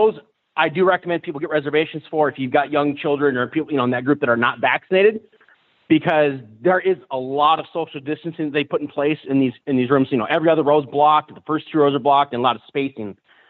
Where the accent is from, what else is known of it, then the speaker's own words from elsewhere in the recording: Las Vegas, Nevada, United States; also born or lived in Reno; I grew up in Vegas.